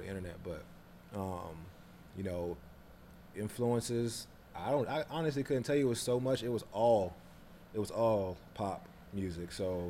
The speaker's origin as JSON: {"language": "English", "town": "Des Moines", "region": "Iowa", "country": "United States", "also_born_or_lived": "Atlanta", "moved": "as an adult", "said": "I'm from Des Moines, Iowa. So very, very random Midwestern place."}